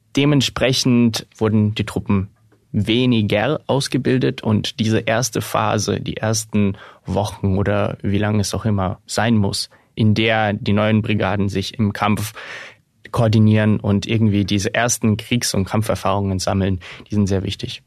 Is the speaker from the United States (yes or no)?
no; Ukraine; für mich als, als Ukrainer